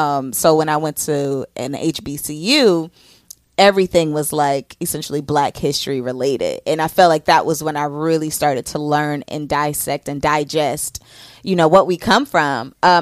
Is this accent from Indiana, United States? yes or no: yes; Elkhart, Indiana, United States; I'm from Elkhart, Indiana.